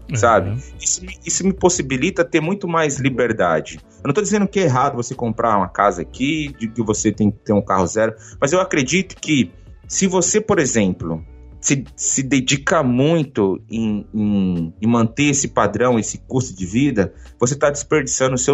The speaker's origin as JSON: {"language": "Portuguese", "region": "Bahia", "country": "Brazil", "tie": "born or raised there", "moved": "yes", "lives_now": "Japan", "said": "É porque eu sou baiano, sabe, Oxente? Então, nasci na Bahia"}